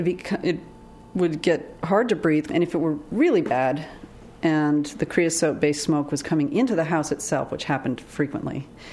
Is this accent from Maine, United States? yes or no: yes; Maine, United States; I mean, I grew up in Maine. We're wood-burning people.